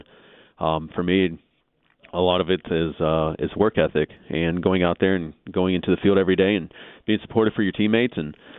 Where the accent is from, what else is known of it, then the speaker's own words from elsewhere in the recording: Texas, United States; I mean, again, with me being a Texan, for me, it's more the fact that it's close to home.